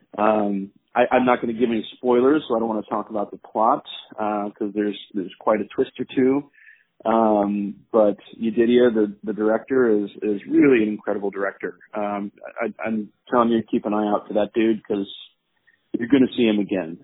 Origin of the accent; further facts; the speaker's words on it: Jacksonville, Florida, United States; moved away as an adult; also born or lived in Pennsylvania; now in New York, United States; I grew up mostly in Jacksonville, Florida, um, but I uh, have lived in New York now for 16 years.